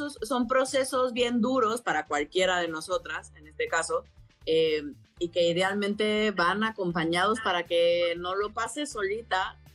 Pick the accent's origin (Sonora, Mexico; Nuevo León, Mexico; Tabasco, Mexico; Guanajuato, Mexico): Tabasco, Mexico; Villahermosa; De, de mi tierra, que me vio crecer.